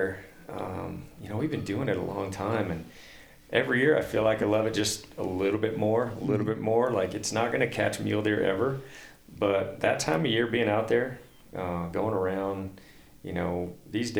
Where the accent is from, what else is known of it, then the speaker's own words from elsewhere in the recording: Washington, United States; now in Montana, United States; Growing up in Washington